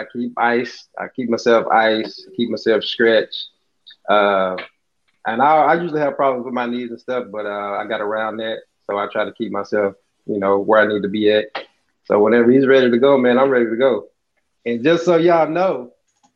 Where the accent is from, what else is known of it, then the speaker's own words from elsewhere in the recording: Louisiana, United States; I'm from Louisiana, so I went to Bossier Parish